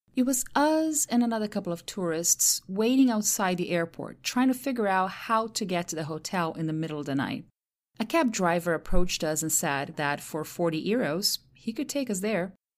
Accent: Santos, São Paulo, Brazil; first language Portuguese; English is a second language; now in United States; my hometown, Santos, in the state of São Paulo

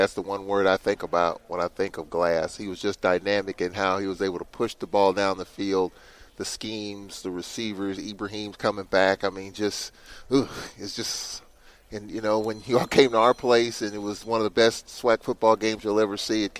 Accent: St. Louis, Missouri, United States; I'm a St. Louisan myself. I'm from St. Louis

